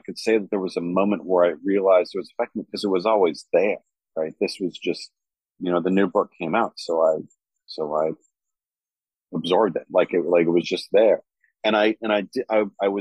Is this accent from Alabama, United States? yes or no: no; New Mexico, United States; Growing up in New Mexico